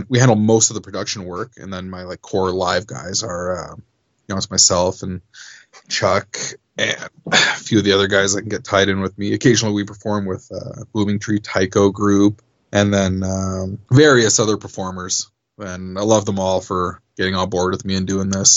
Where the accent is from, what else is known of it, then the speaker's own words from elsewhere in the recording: Canada; as a Canadian act